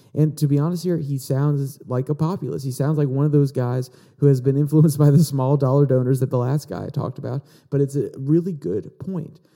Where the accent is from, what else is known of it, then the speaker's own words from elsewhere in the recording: Virginia, United States; my home state of Virginia